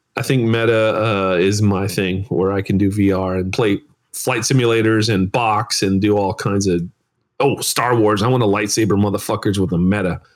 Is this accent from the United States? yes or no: yes; United States; I'm American.